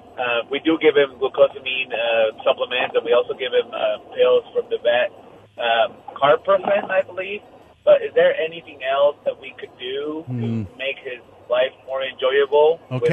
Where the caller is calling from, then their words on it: West Valley City, Utah, United States; Hi, West Valley.